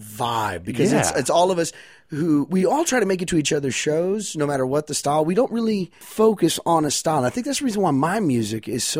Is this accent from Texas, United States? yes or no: yes; Wichita Falls, Texas, United States; born or raised there